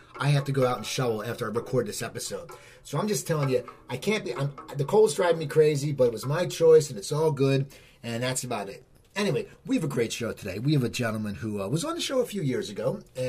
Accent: East Coast, United States; I grew up back east. I'm back east.

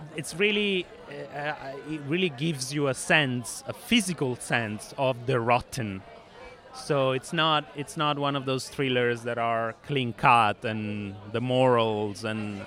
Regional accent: Rome, Lazio, Italy; my hometown is from rome

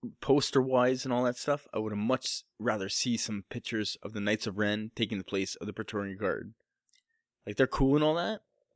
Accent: Canada; It was an accent thing. I'm Canadian.

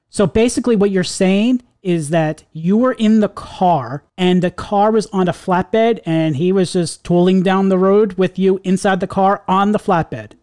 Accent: New York, United States; we went to the same school together growing up in New York

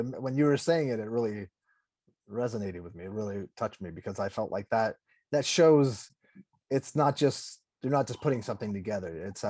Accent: California, United States; also born or lived in Texas; I lived in Texas for a year. I'm from California, but I feel like my soul and my heart is in Texas.

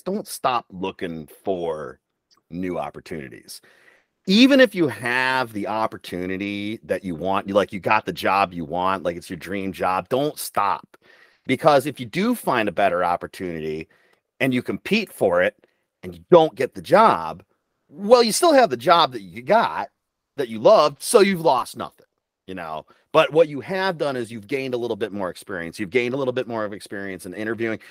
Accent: Midland, Michigan, United States; moved away as an adult; I was born in Midland, Michigan, and raised there, uh, until I was nineteen years old when I left and I joined the Army

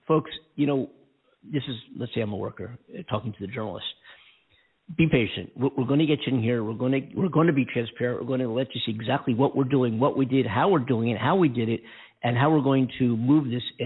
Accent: United States; We are America. We are the American citizens

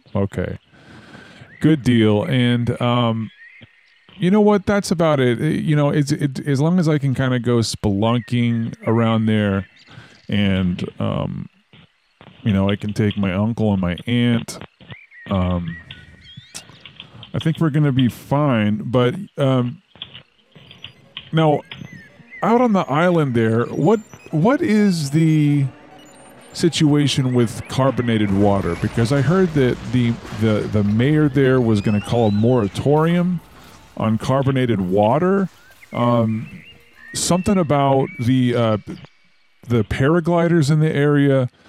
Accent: Polaris, Idaho, United States; I am from Polaris, Idaho. Out there near Tweedy Mountain.

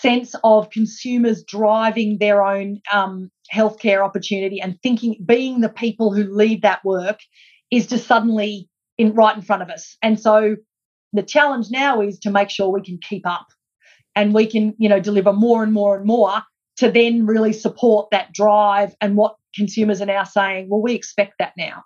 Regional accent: Australia; us as Australian healthcare consumers

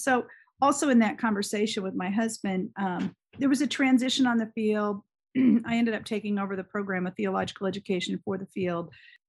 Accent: Germany; moved away as an adult; now in Indiana, United States; And I grew up in Germany. I had now spent 21 years of my life in Europe. It was massive culture shock for me to come to Indiana.

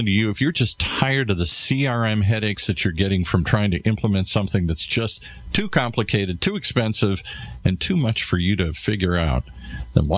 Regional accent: Detroit, Michigan, United States; I grew up in Detroit

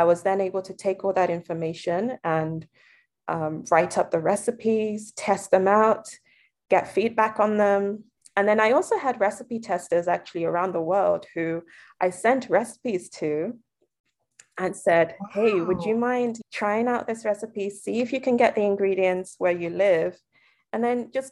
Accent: Lagos, Nigeria; moved away; I grew up in Nigeria, I was able to try different foods. Lagos in particular is a melting pot city

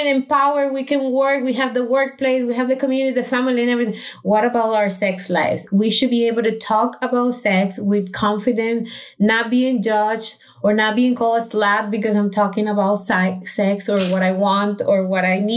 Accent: Costa Rica; moved away; I went to Costa Rica where my hometown is

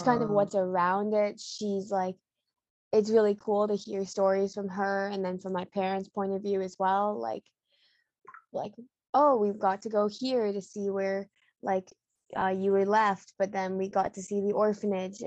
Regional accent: Ontario, Canada; also born or lived in Bengbu, Anhui, China; I was adopted when I was 11 months old, and my parents, like, we've always lived in Ontario

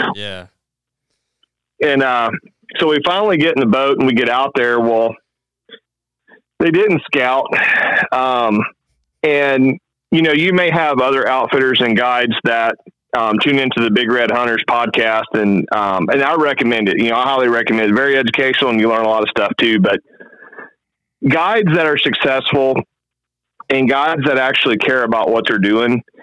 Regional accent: Mississippi, United States; moved away; also born or lived in Arkansas; I'm originally from Mississippi, and um, I used to guide back home, Mississippi, Arkansas, Louisiana

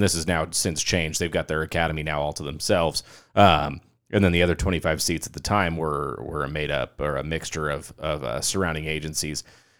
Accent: Phoenix, Arizona, United States; I grew up in North Phoenix, in an upper middle class neighborhood, man. I mean, you know, kind of your typical suburban white kid

